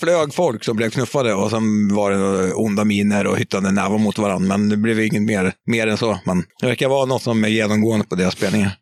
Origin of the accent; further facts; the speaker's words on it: Bettna, Södermanland, Sweden; moved away; also born or lived in Katrineholm; Bettna från eh, början